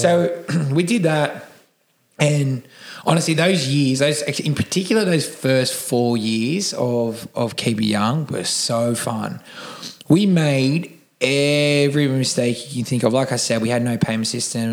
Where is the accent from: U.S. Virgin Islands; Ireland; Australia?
Australia; Cronulla, New South Wales; I am from Cronulla. I was born and raised here